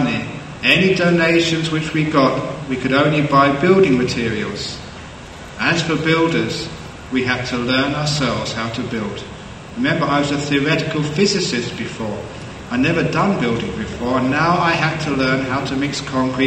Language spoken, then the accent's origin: English; London, United Kingdom; growing up in London